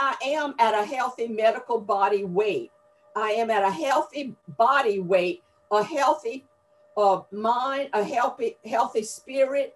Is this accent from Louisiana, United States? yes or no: yes; Gonzales, Louisiana, United States; accent: Southern drawl; now in Houma, United States; I was born in a town of Gonzales, Louisiana, which is a Cajun community